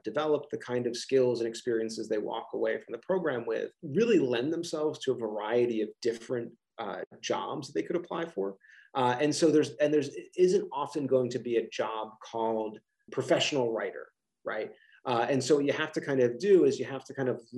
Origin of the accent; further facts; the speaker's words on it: Philadelphia region, Pennsylvania, United States; I have this wonderful accent, that I'm from the Philadelphia region